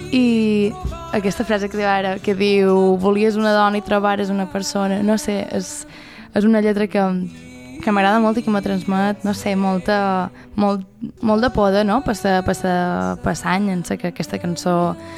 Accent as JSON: {"language": "Catalan", "town": "Felanitx", "region": "Balearic Islands", "country": "Spain", "tie": "born or raised there", "also_born_or_lived": "Barcelona", "moved": "as an adult"}